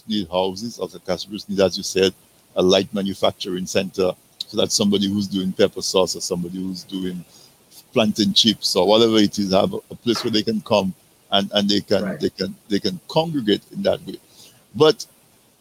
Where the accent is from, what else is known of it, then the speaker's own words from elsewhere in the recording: Dominica; I'm from Casabras